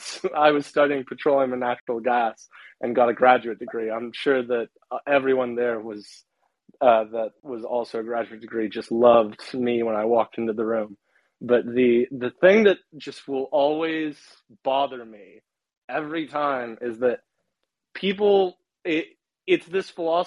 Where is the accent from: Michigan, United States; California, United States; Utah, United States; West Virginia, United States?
West Virginia, United States; But I'm from West Virginia. I can tell you, we still have most of the energy running on coal and oil and natural gas.